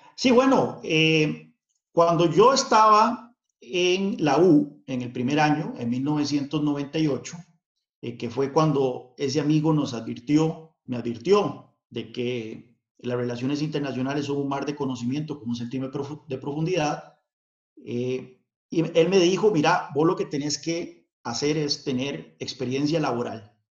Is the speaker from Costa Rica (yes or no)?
yes; San Carlos, Alajuela, Costa Rica; Yo crecí en, el contexto de la Guerra Fría, eh, no muy lejos de la frontera con Nicaragua, que eran uno de los puntos calientes de esa Guerra Fría, eh, ahí en San Carlos.